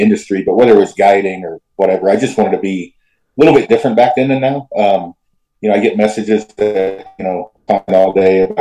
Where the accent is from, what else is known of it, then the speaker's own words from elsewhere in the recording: Oregon, United States; I'm from Oregon originally, like my hometown's 200 people. So pretty small in the middle of the Cascades.